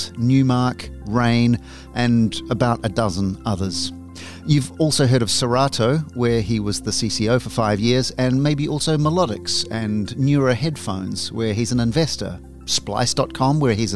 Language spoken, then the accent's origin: English; New Zealand; moved away as an adult; I'm originally from New Zealand. I was born there, and I lived there for a good 37 years before heading over to the other side of the world